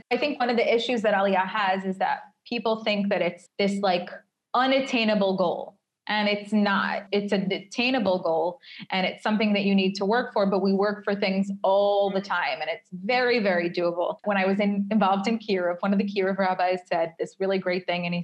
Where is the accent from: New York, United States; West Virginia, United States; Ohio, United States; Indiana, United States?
New York, United States; now in Tel Aviv, Israel; when I'm walking around Tel Aviv, or if I go on a date with someone from Tel Aviv and they say, Where are you from? and I say New York, they get personally angry